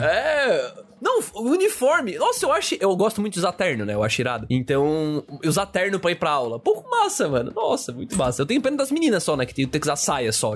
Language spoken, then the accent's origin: Portuguese; Brazil; como brasileiros